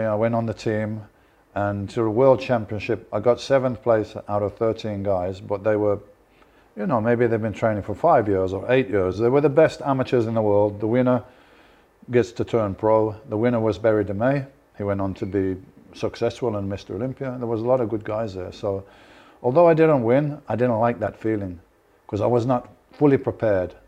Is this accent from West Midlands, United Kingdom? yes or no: yes; Birmingham, West Midlands, United Kingdom; I'm from Birmingham